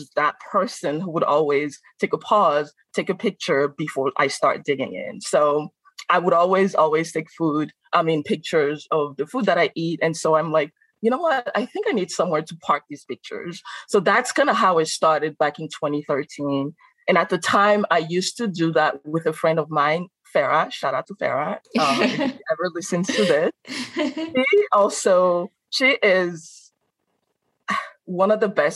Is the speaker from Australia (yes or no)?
no; Benin; English is a second language; moved away as an adult; also born or lived in Carbondale, Illinois; now in Chicago, United States; I am from Benin.